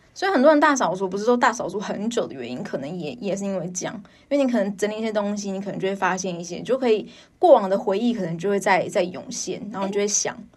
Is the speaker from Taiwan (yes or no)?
yes; Taipei, Taiwan; 因为我是台北人